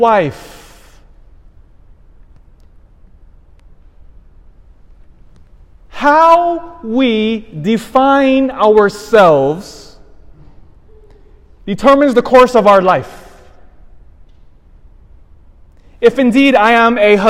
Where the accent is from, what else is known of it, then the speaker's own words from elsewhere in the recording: Elk Grove, United States; I grew up in Elk Grove